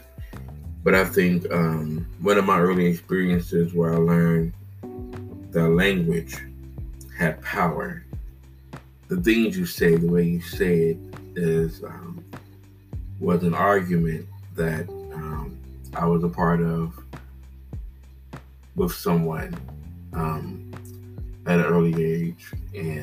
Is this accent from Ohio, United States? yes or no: yes; Cincinnati, Ohio, United States; growing up in Cincinnati, Ohio, living in a diverse area, Madisonville